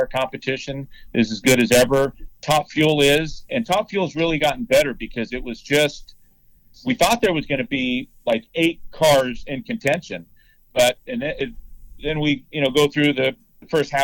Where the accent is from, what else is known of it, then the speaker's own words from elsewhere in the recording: West Coast, United States; I'm from the West Coast